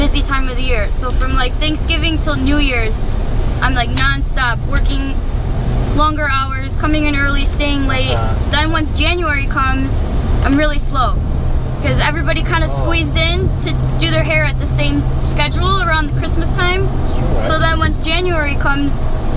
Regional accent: Detroit, Michigan, United States; I'm from Detroit

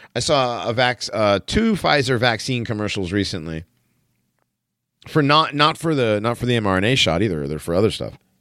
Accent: East Hartford, Connecticut, United States; I grew up in Connecticut

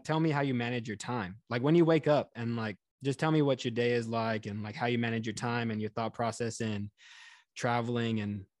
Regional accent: Houston, Texas, United States; now in New York, United States; I grew up in Texas, I grew up in Houston. My family is now in Florida.

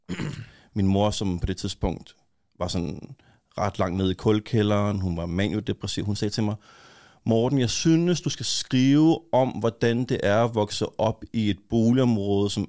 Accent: Copenhagen, Capital Region of Denmark, Denmark; jeg kommer fra Urbanplanen

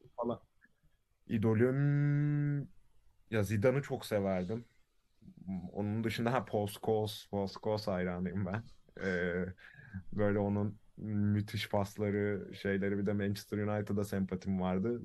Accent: Istanbul, Turkey; also born or lived in Karadeniz Ereğli, Turkey; İstanbul'da doğuyorum. Bir yaşında falan Karadeniz Ereli'ye taşınıyoruz. Ee, sonra 7 yaşında da İstanbul'a geri dönüyorum.

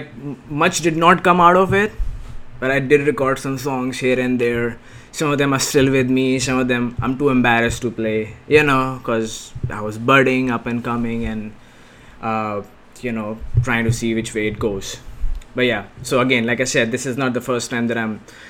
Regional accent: India; India, I can speak with certain conviction because it's my home country, right? Born and brought up

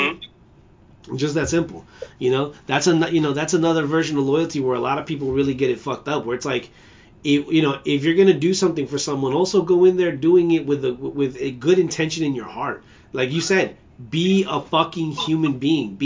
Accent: United States; I'm an American. I'm a proud American

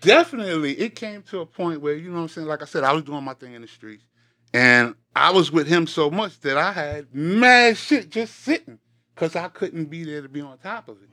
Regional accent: New York City, New York, United States; I'm from Queens, New York.

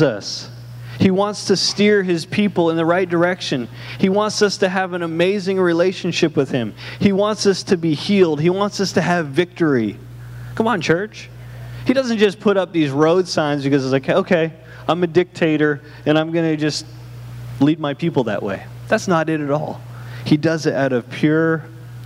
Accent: Canada; moved away; I'm from Canada

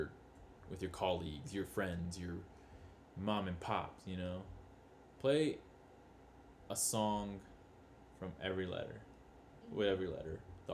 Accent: Utah, United States; We're from Utah.

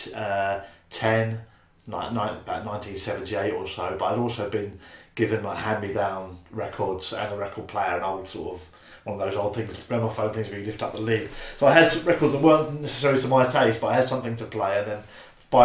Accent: Brightlingsea, East of England, United Kingdom; moved away as an adult; also born or lived in Tunbridge Wells, Kent / Tollesbury, Essex / Colchester; by the time I was 7, Brightlingsea, a small town near Colchester on the coast, and I lived there till I was early 20s

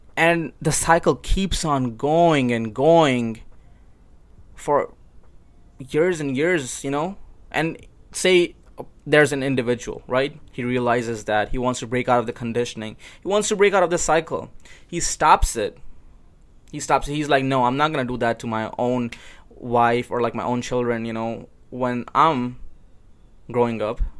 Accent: Pakistan; moved away; when I was growing up in Pakistan

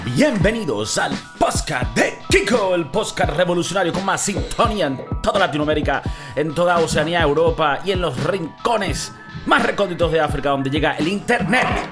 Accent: Venezuela; yo tengo un abuelo que era español, eh, mi abuela era colombiana, yo nací en Venezuela

